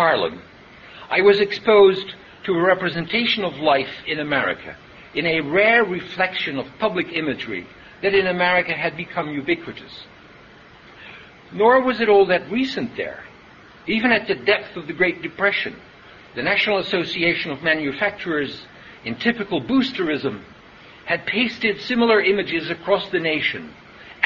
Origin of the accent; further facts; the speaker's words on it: Haarlem, North Holland, Netherlands; In my hometown of Haarlem in the Netherlands